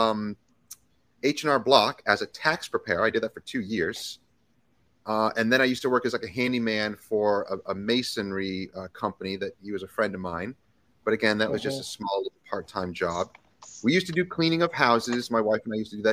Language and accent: English; New England, United States; moved away as an adult; also born or lived in Boston, Massachusetts / Vermont / northern New York; now in Virginia, United States; I grew up in Boston, then I grew up in Vermont. So I'm a New Englander.